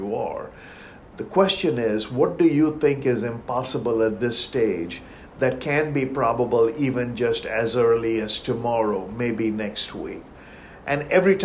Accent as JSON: {"language": "English", "country": "India", "tie": "born or raised there", "moved": "as an adult", "said": "Growing up in India by the ocean"}